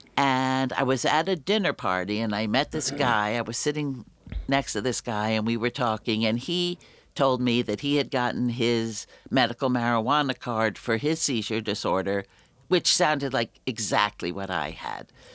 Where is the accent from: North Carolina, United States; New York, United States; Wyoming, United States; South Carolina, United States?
New York, United States; New York City; I grew up in the Bronx